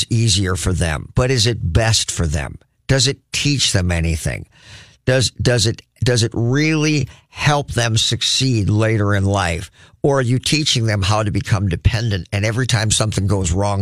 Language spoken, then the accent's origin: English; United States; as an American